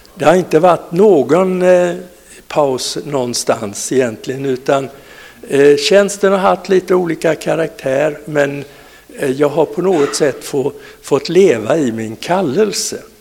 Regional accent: Falkenberg, Halland County, Sweden; born or raised there; also born or lived in Vessigebro

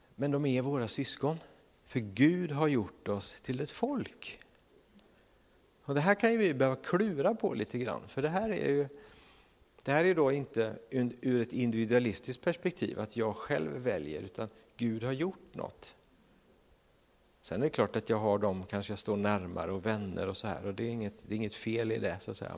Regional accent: Sweden; som svenskar

